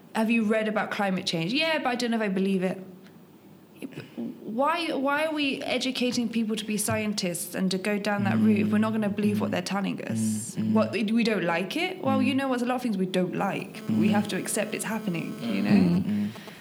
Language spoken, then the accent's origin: English; Coventry, West Midlands, United Kingdom; now in Kenya; My mother country is England, from Coventry